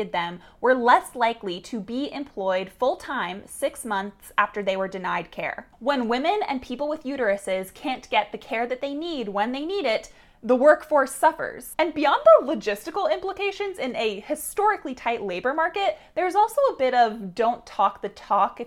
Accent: Florida, United States; my home state of Florida

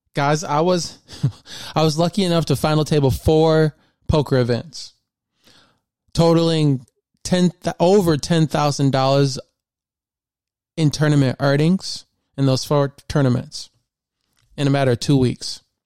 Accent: Flint, Michigan, United States; also born or lived in Grand Blanc, Michigan; I'm born and raised in Michigan. And I went to Flint Community Schools growing up

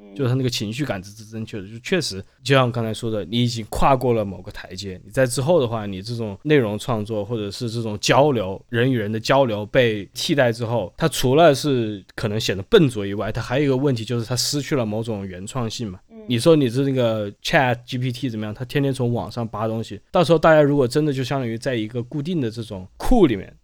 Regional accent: Wuhan, Hubei, China; 我成长在武汉，我出生不久发生洪灾

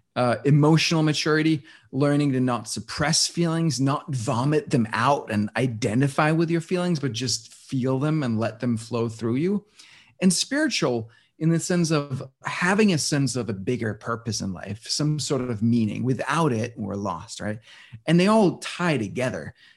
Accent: Denmark; moved away; I was born and raised in Denmark

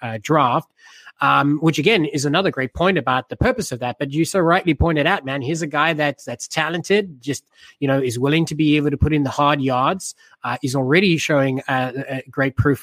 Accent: South Africa; me being South African

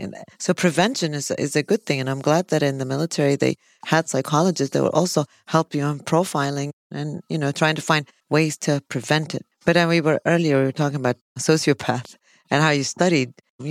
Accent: Chicago, Illinois, United States; I'm from Chicago, and whenever I used to work in Chicago

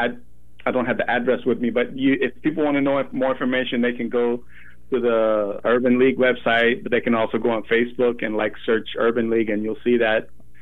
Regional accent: Portland, Oregon, United States; now in Salem, United States; I live in Salem, but Portland's, you know, it's my home. I grew up in the Irving area.

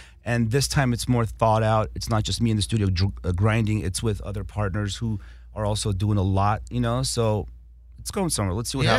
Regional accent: Los Angeles, California, United States; also born or lived in Armenia; I grew up on Kingsley Drive. Like the story I told you about coming to America, we landed on Kingsley Drive in Hollywood, North Kingsley Drive.

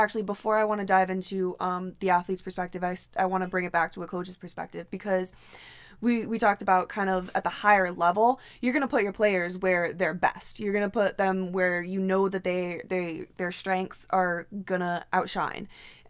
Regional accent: Connecticut, United States; I'm from Connecticut

